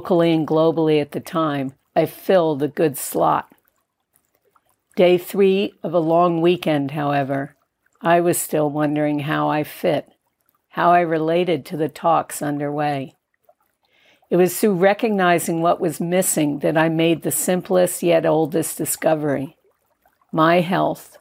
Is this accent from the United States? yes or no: yes; Connecticut, United States; moved away; also born or lived in New York City; born in a New York City hospital and growing up in Connecticut, I never landed there, grounded there, or felt that this was to be home